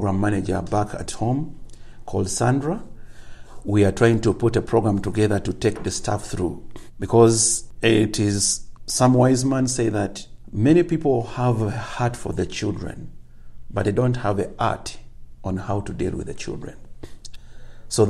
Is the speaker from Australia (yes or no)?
no; Uganda; I'm from Uganda, but when I move away from my region, just maybe like 100 kilometers, I need an interpreter to help me communicate.